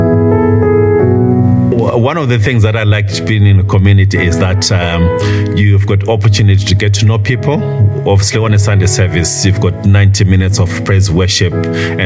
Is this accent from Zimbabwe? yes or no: yes; Zimbabwe; I was born and bred in Zimbabwe, last of a family of five